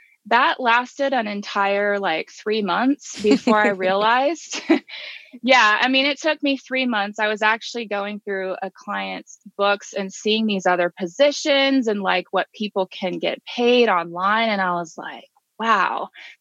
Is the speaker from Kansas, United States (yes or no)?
yes; Kansas, United States; now in Georgia, United States; my home state is Kansas